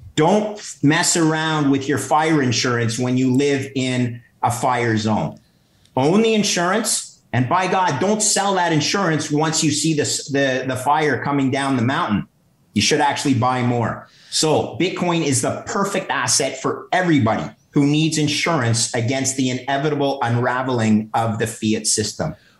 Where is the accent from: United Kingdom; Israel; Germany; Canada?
Canada; as a Canadian